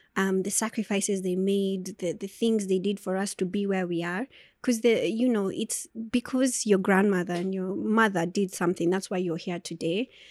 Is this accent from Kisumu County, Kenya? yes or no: no; Turi, Nakuru County, Kenya; moved away; also born or lived in Nyeri / Naivasha / Nairobi; I grew up in Turi